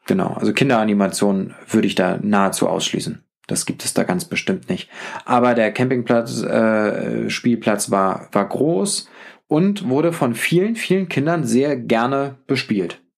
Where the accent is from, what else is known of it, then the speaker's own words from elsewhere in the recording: Northern Germany, Germany; mit meiner norddeutschen Art sehr aufgefallen